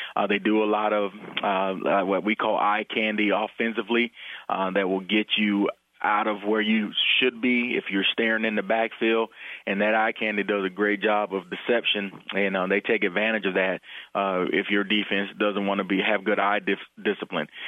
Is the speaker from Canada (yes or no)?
no; Florida, United States; now in Nebraska, United States; I'm from Florida